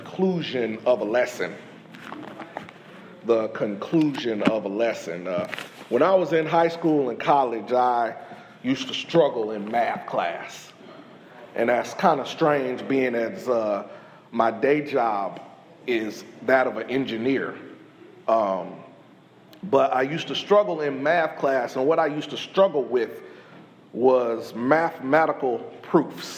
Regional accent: Indianapolis, Indiana, United States; moved away as an adult; also born or lived in Freeport, Illinois; now in East Columbia, Texas, United States; I am originally from Indianapolis, Indiana, by way of Freeport, Illinois. So I was born in Freeport, moved to Indiana, and then came down here to Texas

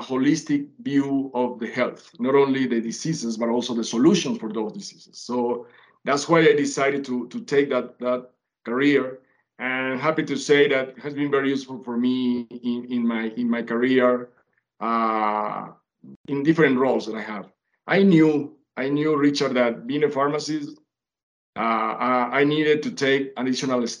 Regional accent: Venezuela; English is a second language; moved away as an adult; also born or lived in Colombia / Canada / United States; now in Mexico; I was born in Colombia, raised in Venezuela, have lived in Canada, US, and now in Mexico

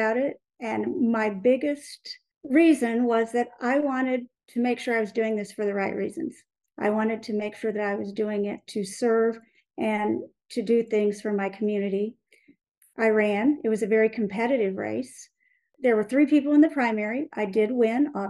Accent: Independence, Missouri, United States; I am from Missouri, born and raised, grew up in Independence, went to Fort Osage High School

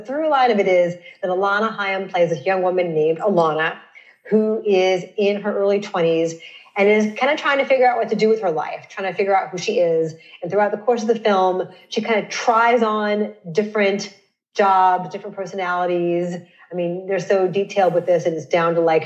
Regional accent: Los Angeles, California, United States; I grew up in Woodland Hills, which is in the far, far west part of the Valley.

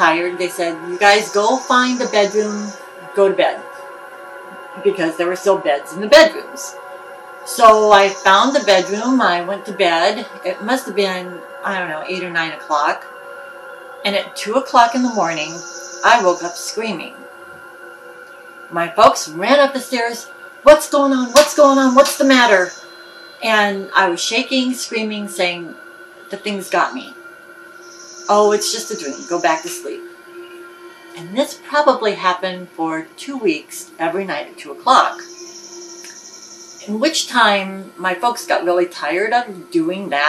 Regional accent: Illinois, United States; also born or lived in California; When I was 4, we moved from California to Illinois

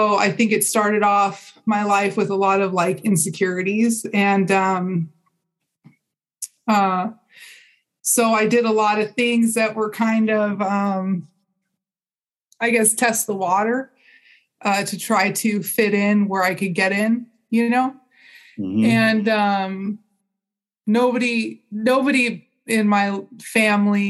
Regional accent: Pasadena, California, United States; moved away as an adult; also born or lived in Redlands / San Bernardino; I grew up in Pasadena. This is in this neck of the woods.

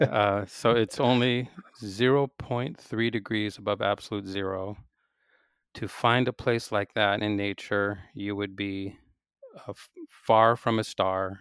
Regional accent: Seattle, Washington, United States; I grew up in Seattle, so I was a undergraduate at the University of Washington in Seattle.

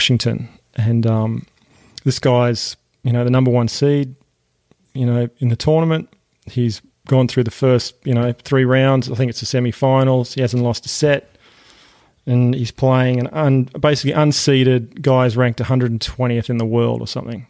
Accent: Tasmania, Australia; now in United States; growing up in Australia and growing up in Tasmania particularly

